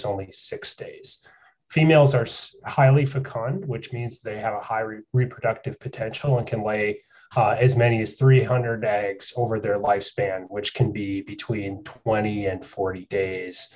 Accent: South Central Wisconsin, United States; moved away as an adult; also born or lived in New York; now in North Carolina, United States; I grew up in South Central Wisconsin in dairy country

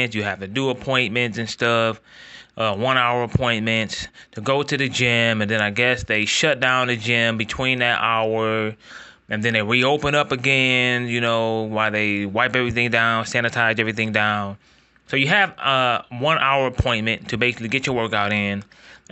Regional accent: Ohio, United States; I am from Ohio

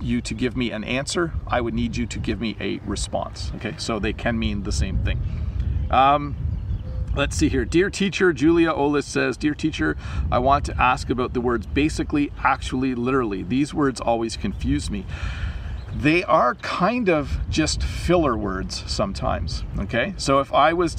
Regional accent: Canada; also born or lived in southern Ontario, near Niagara Falls; I'm Canadian.

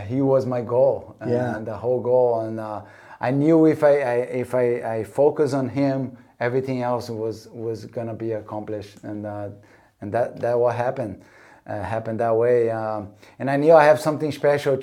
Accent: Rio de Janeiro, Brazil; moved away; also born or lived in North Shore, Hawaii; growing up in Copacabana in Rio

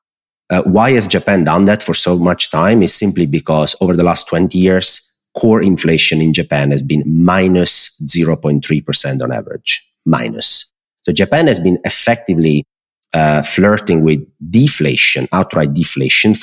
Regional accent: close to the Amalfi Coast, Naples, Campania, Italy; moved away as an adult; also born or lived in Netherlands; I live basically 70% of my time in the south of Italy, where I'm from

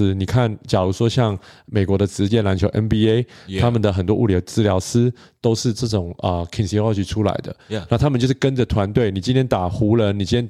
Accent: Canada; first language English; Chinese is a second language; 哦，我在这边长大的，哦，我是加拿大人啊

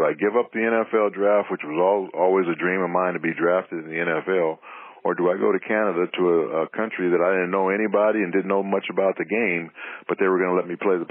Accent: Los Angeles, California, United States; I grew up in Los Angeles

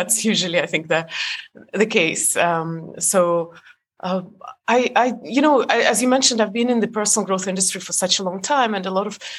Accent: Estonia; moved away; I was born in Europe, but Estonia was part of the Soviet Union, so I'm Estonian

